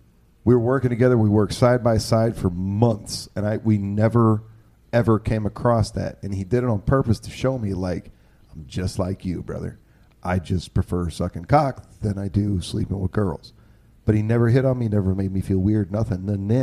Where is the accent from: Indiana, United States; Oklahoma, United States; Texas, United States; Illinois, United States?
Oklahoma, United States; And I am white as all get out. I'm from Oklahoma.